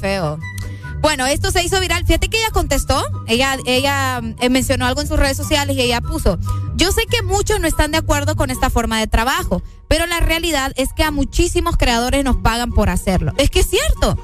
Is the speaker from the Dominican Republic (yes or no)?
no; Honduras; aquí en mi, país, en mi país, en Honduras